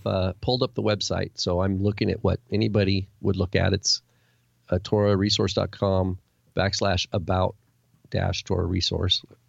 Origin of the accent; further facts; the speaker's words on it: United States; me growing up in America